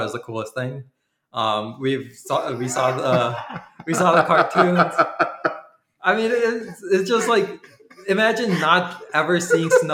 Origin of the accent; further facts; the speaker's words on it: Milwaukee, Wisconsin, United States; also born or lived in India; I was born in India, and then my family moved to the U.S. In 2003, and we settled in Milwaukee, Wisconsin